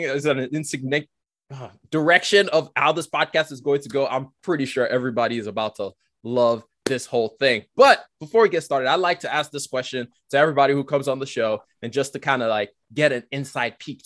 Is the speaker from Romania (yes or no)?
no; Nigeria; now in United Kingdom; I'm from Nigeria originally. My parents and I, we moved here in a number of years ago, 12, 14 years ago or so